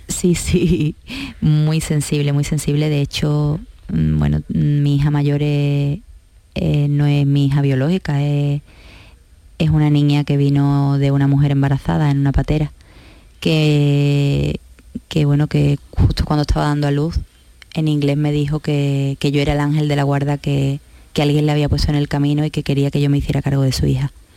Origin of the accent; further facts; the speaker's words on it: La Línea de la Concepción, Andalusia, Spain; yo soy de la línea de la Concepción, soy campos altareña, soy gaditana, soy andaluza y soy española